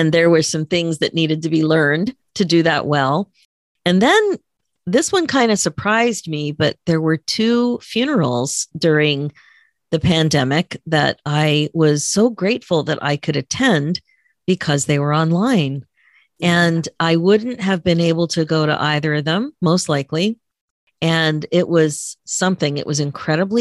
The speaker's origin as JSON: {"language": "English", "region": "Pennsylvania", "country": "United States", "tie": "born or raised there", "moved": "yes", "lives_now": "Toronto, Canada", "said": "Where I grew up in Pennsylvania"}